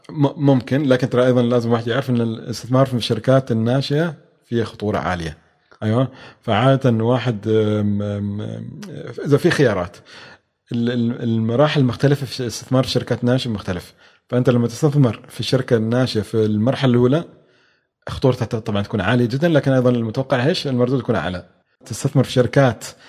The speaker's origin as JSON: {"language": "Arabic", "country": "Oman", "said": "إحنا حالياً عندنا في عمان"}